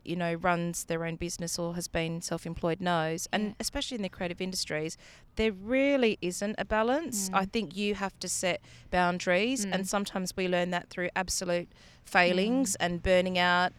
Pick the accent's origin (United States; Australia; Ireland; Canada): Australia; being Australian